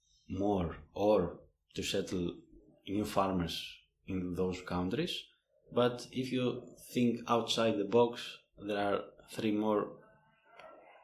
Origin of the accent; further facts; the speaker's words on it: Greece; moved away as an adult; I come from Greece